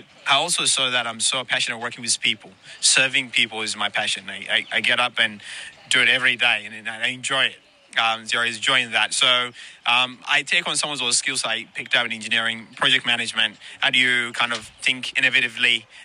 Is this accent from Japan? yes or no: no; New Zealand; moved away as an adult; also born or lived in Ethiopia; now in Sydney, Australia; my journey to Australia started from Ethiopia, and then from Ethiopia I went to New Zealand, and I grew up in New Zealand